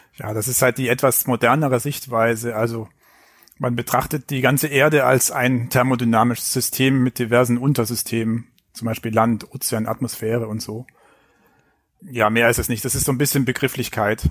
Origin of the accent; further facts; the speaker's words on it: Filder, near Stuttgart, Baden-Württemberg, Germany; accent: Swabian; now in Hamburg, Germany; Aufgewachsen bin ich dann auf den Fildern